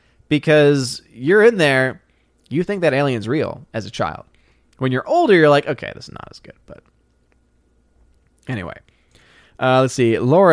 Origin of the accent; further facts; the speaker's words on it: New Orleans, Louisiana, United States; now in Tennessee, United States; I'm born and raised in New Orleans. What do you mean I need to come to the South? I'm living in Tennessee. I'm born and raised in New Orleans.